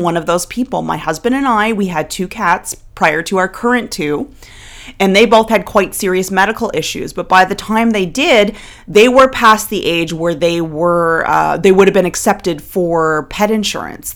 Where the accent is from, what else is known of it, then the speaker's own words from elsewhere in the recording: Nova Scotia, Canada; moved away; I'm originally from the Maritimes of Canada. I'm originally from Nova Scotia.